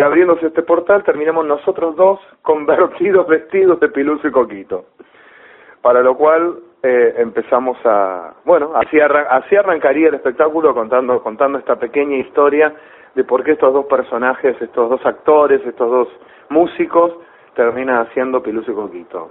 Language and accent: Spanish; Rosario, Santa Fe, Argentina; moved away; yo vivía en Rosario, porque yo soy de Rosario.